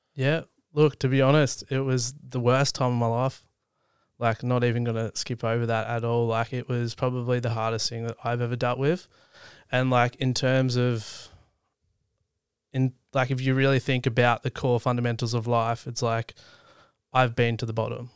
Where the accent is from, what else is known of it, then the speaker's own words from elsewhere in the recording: East Gippsland, country Victoria, Australia; I grew up in country Victoria, so in East Gippsland